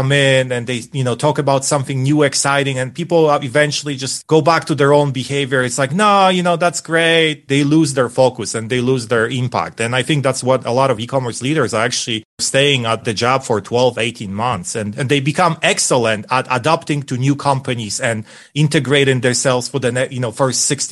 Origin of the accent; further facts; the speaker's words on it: Poland; English is a second language; moved away; When I was a little kid in the 1980s in Poland during communism